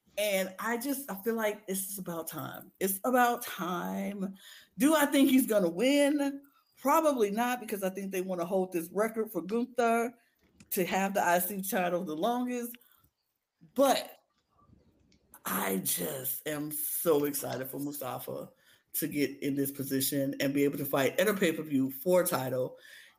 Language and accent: English; Chicago, Illinois, United States; I'm from Chicago